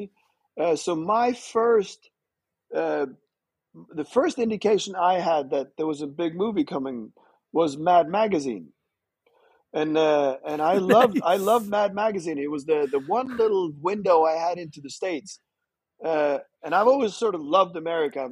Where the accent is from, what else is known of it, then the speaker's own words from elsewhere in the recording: Fredrikstad, Østfold, Norway; also born or lived in Netherlands; I was born in Holland. So my family is half my family is Dutch. And then we moved to Norway when I was really young. And I'm from a small town called Fredrikstad.